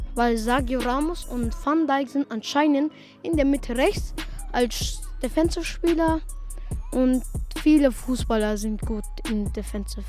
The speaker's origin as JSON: {"language": "German", "region": "Vienna", "country": "Austria", "tie": "born or raised there", "moved": "yes", "lives_now": "Salzburg, Austria", "said": "Ich bin leider in Wien geboren."}